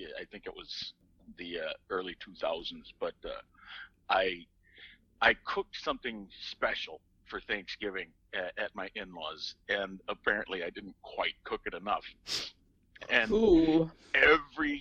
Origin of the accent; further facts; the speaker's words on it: Minnesota, United States; I'm Minnesotan, and therefore I'm Scandinavian